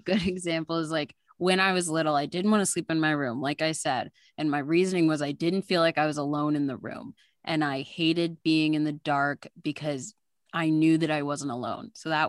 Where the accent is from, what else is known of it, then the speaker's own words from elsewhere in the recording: Northern Virginia, United States; I'm from Northern Virginia. And so we were living on Civil War battlegrounds.